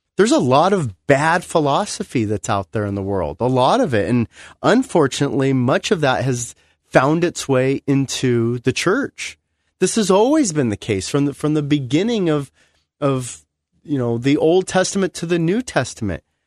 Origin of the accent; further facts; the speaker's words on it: United States; I love being American